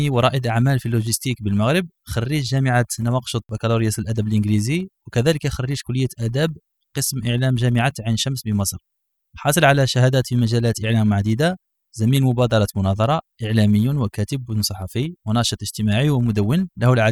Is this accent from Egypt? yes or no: no; Algeria; هنا في المنطقه تاعنا في الجزائر عاد نسموها المحضره